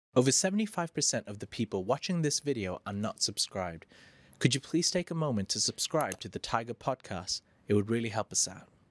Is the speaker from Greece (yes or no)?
no; Phuket, Thailand; moved away as an adult; now in Bangkok, Thailand; I'm from Phuket, right? I live there for 20 yeah, years.